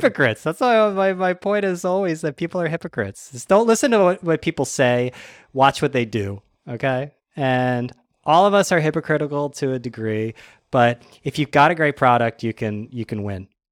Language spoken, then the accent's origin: English; United States; being an American